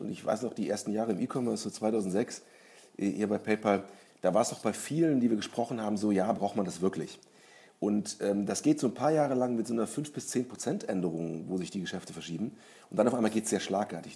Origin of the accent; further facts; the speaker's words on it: Germany; als Deutscher